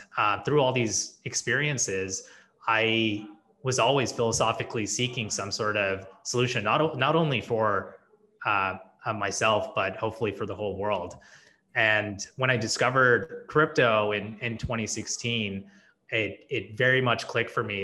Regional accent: Silicon Valley, California, United States; also born or lived in India; growing up in Silicon Valley

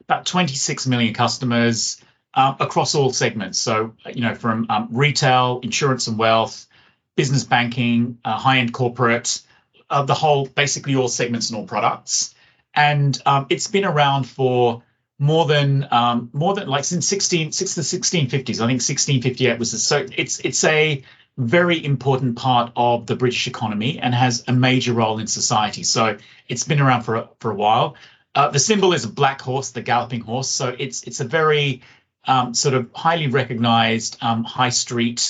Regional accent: Sydney, New South Wales, Australia; also born or lived in London, United Kingdom; I was born in London, grew up in London, and when I was 10, my family, my good fortune, moved to Sydney, Australia. So that's kind of where I did high school, university.

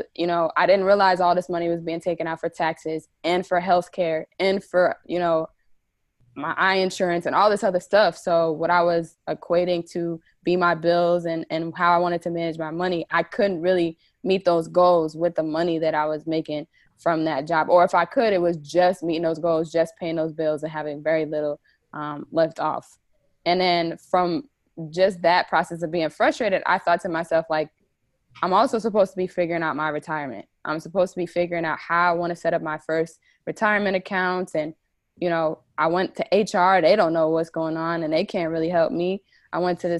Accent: New Jersey, United States; I'm originally from New Jersey.

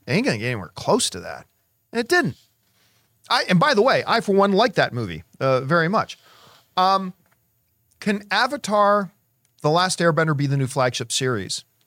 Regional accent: Canada; I am Canadian

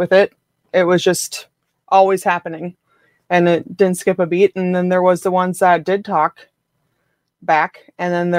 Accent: Rhinelander, Wisconsin, United States; I'm from Rhinelander, Wisconsin.

